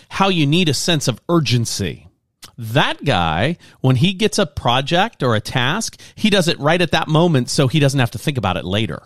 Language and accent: English; Lafayette, Louisiana, United States; moved away; I grew up in Lafayette, Louisiana, and it's kind of a slow pace, slower pace there.